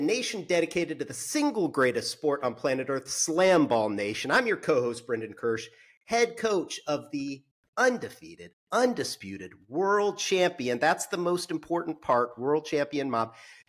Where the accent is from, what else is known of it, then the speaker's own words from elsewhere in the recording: Indiana, United States; I grew up in Indiana, Irish Catholic.